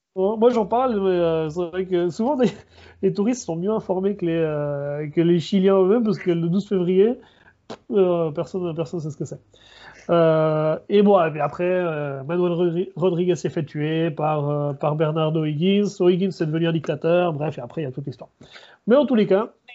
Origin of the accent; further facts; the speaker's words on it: Switzerland; now in Chile; je suis d'origine chilienne, mais je, suis né, j'ai grandi en Suisse.